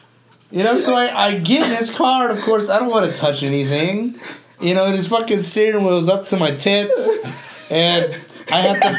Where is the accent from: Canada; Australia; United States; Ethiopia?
United States; Boston, Massachusetts; I fucking park it because I'm from Boston.